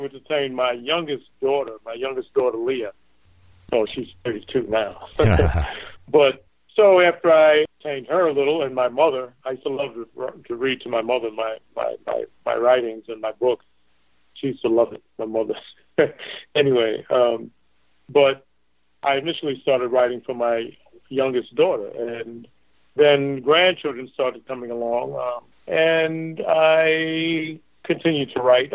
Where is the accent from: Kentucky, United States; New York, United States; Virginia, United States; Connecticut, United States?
New York, United States; New York City; now in Fort Lauderdale, United States; I'm originally from New York City